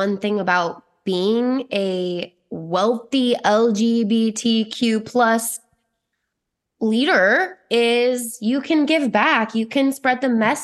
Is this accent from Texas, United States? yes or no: no; Hurricane, Utah, United States; I'm from Hurricane, Utah, a very small religious town, mostly Mormon